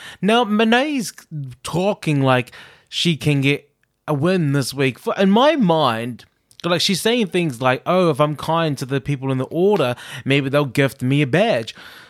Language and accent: English; New Zealand; Like, when I think about something like this that we had in my school in New Zealand